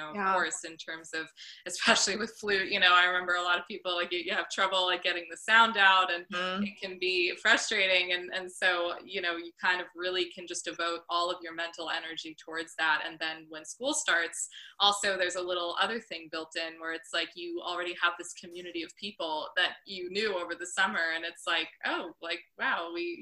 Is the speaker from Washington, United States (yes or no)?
no; Northport, New York, United States; now in New York City, United States; in Northport in my hometown, which is a tiny little harbor town on Long Island